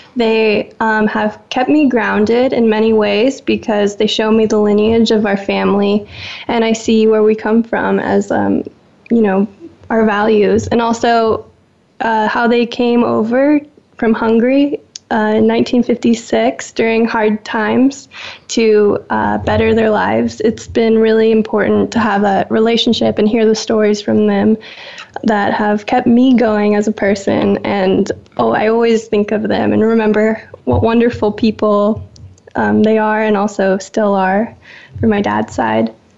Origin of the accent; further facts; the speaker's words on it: Seattle, Washington, United States; moved away; also born or lived in Woodinville, Washington; growing up with in the Seattle culture of coffee